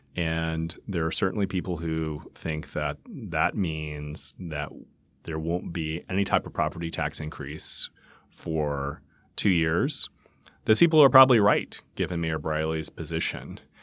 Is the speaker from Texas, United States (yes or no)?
no; Mississippi, United States; now in Nashville, United States; I was born in Nashville, but grew up in Mississippi